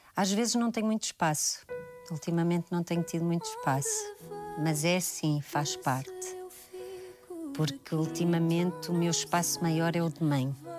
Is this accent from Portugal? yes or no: yes; Portugal; moved away; also born or lived in Braga; Eu nasci em Braga, mas eu vivi em Tiamonte, que é uma aldeia ao lado de Valcambra, uma aldeia muito pequenina, no campo.